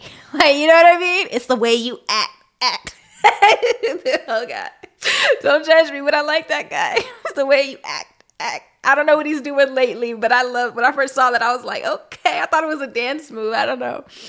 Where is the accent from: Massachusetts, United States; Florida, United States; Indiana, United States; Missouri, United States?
Missouri, United States; Kansas City; moved away; also born or lived in Las Vegas, Nevada / Dallas; I grew up in Kansas City, Missouri, but also in Las Vegas, Nevada